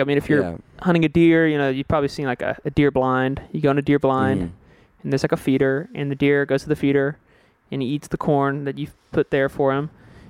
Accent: Houston, Texas, United States; moved away as an adult; now in Los Angeles, United States; I loved growing up in Houston.

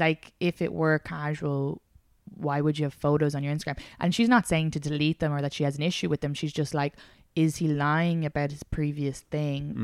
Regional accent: Ireland; moved away; I'm a Irish woman

